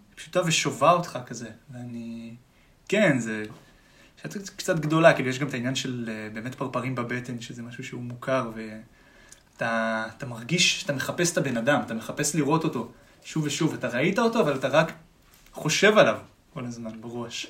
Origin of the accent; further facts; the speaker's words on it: Tel Aviv, Tel Aviv District, Israel; תמיד מתל אביב